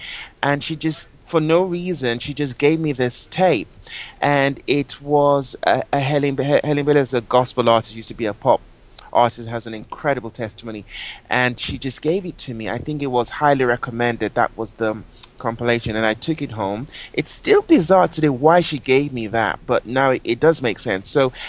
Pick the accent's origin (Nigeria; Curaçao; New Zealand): Nigeria; moved away as an adult; now in London, United Kingdom; I always say I'm Anglo-Nigerian. My parents are from Nigeria, but I was born in London.